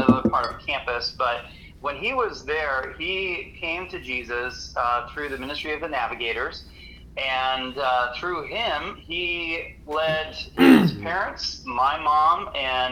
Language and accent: English; Hinckley, Ohio, United States; I grew up in Hinkley, Ohio